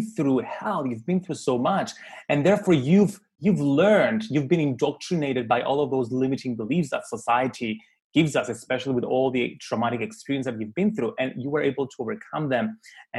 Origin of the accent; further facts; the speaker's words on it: Cyprus; I was born in Cyprus